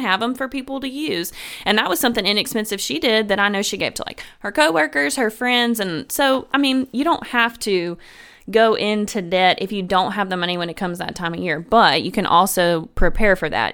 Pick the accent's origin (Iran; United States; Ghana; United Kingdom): United States; Memphis, Tennessee; moved away; I'm originally from Memphis, Tennessee